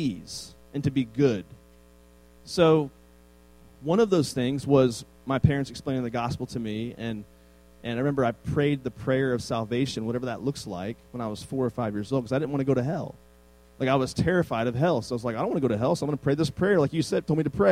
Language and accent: English; Northern Virginia, United States; It's a really small, like, farming town in Virginia, Northern Virginia.